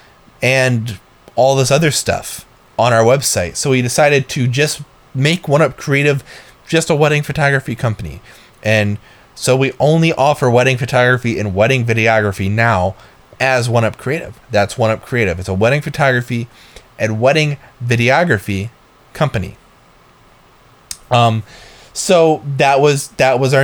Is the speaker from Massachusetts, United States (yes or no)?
no; Northeast Ohio, United States; moved away; We're from Northeast Ohio